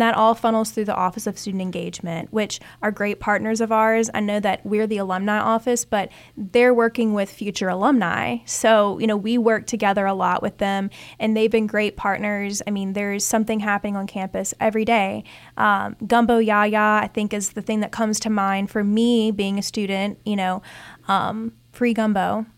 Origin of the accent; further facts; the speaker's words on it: Ponchatoula, Louisiana, United States; I'm from Punchetuula